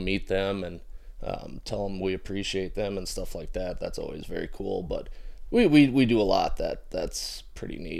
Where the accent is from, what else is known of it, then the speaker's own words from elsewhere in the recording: Fort Wayne, Indiana, United States; we're all homegrown right here